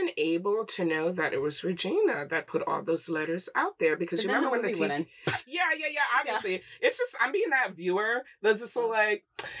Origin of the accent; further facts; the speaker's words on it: Michigan, United States; I'm from Michigan.